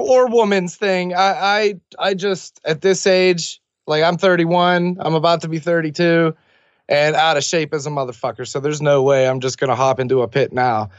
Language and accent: English; Millville, United States; my hometown of Millville